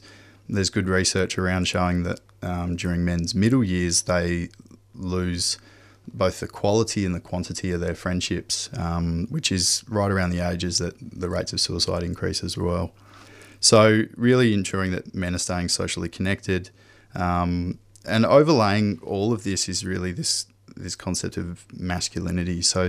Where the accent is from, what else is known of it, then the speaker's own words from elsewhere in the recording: Perth, Western Australia, Australia; So I grew up in Perth, worked on farms and worked on factories, you know, largely blue collar work when I was younger